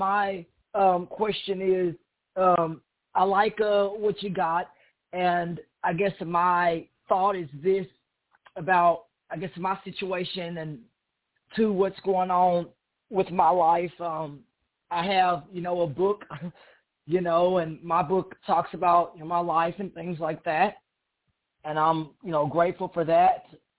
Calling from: Dallas-Fort Worth area, Texas, United States; I'm calling from the Dallas-Fort Worth area Central Time Zone.

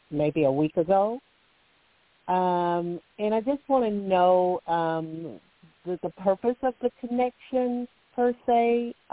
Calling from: Alabama, United States; and I'm calling from Alabama.

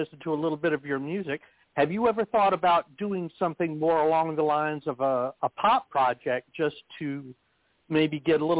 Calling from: Texas, United States; I'm calling from Texas.

